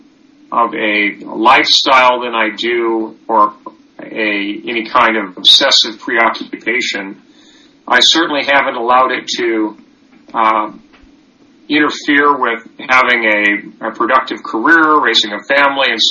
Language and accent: English; Livermore, California, United States; I grew up in Livermore, California